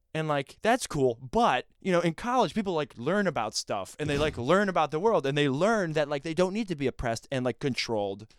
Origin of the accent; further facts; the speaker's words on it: Rochester, New York, United States; I grew up in a small city called Rochester